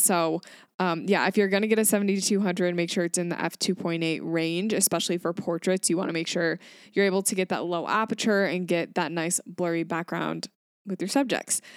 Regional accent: Grand Rapids, Michigan, United States; I am from Grand Rapids, Michigan

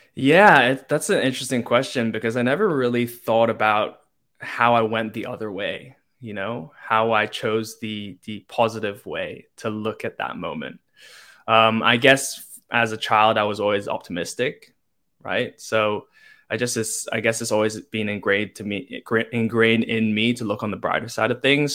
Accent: Hong Kong; moved away; I'm from Hong Kong, born and raised.

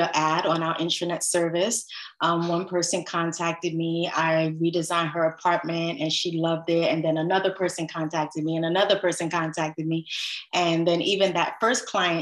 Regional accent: New York City, New York, United States; I grew up in the Crown Heights area of Brooklyn where there are lots of brownstones, and I grew up in a brownstone

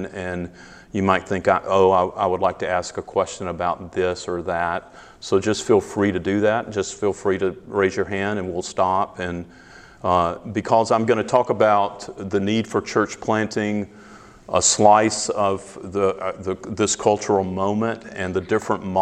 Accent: the South, United States; accent: Southern; moved away as an adult; now in Greeley, United States; I'm originally from the South

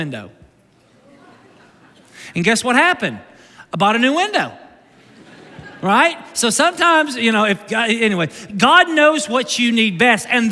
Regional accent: Kentucky, United States; I'm from Kentucky

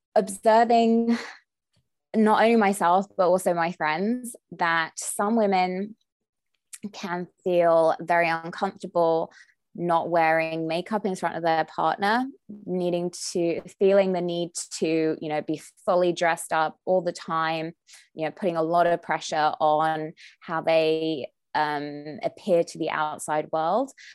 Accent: United Kingdom; moved away as an adult; now in Southern California, United States; when I first moved to Southern California, I'm British

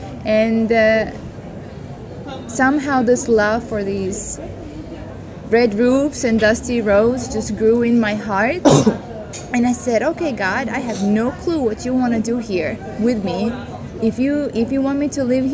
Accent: Estonia; moved away as an adult; now in Sofia, Bulgaria; I'm originally from Estonia

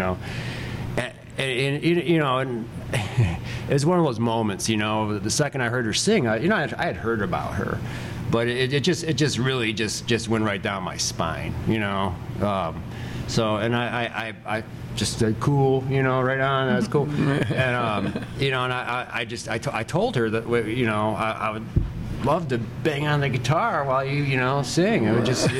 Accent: Joliet, Illinois, United States; moved away as an adult; now in Indiana, United States; I grew up in out by Joliet, Illinois, outside of Chicago.

